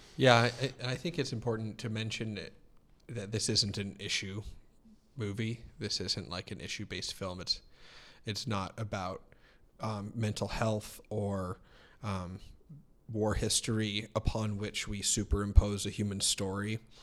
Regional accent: Billings, Montana, United States; born and raised in Billings

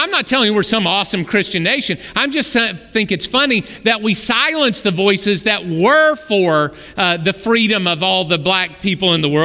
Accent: Oklahoma, United States; first language English; as kids growing up in backwoods Oklahoma

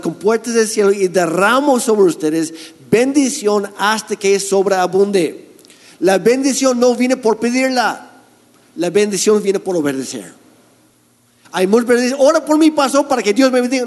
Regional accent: Canada; now in Mexico; yo soy canadiense

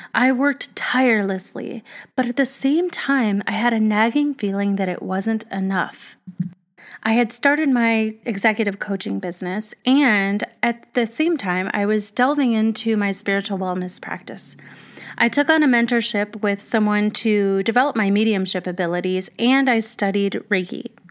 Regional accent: Arizona, United States; I grew up in Arizona

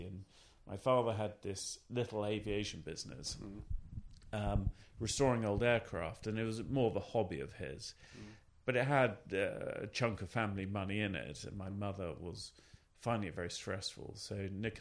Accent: Cambridge, East of England, United Kingdom; also born or lived in Norfolk / Southampton; I grew up in Cambridge and then moved to Norfolk.

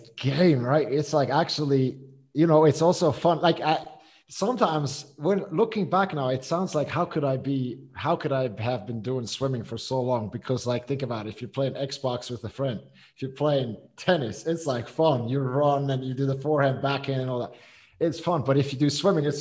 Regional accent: Switzerland; moved away as an adult; I'm born and raised in Switzerland.

